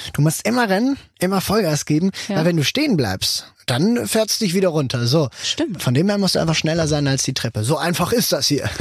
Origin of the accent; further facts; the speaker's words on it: Switzerland; ich als Schweizer Vertretung